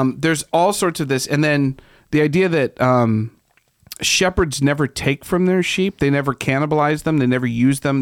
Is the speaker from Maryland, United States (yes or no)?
no; Ohio, United States; moved away; I'm from Ohio